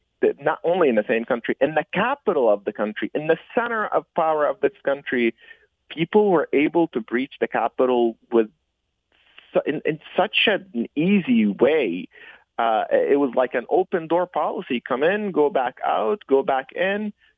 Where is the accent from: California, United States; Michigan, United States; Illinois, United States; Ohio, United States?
Michigan, United States; Detroit; I grew up in Detroit. I spent most of my adult life in Detroit after coming here as a 15, 16-year-old.